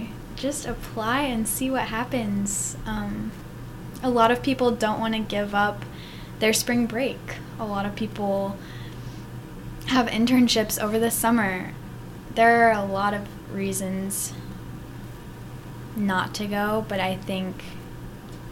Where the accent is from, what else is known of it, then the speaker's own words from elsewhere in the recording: Columbia, Missouri, United States; I'm from Columbia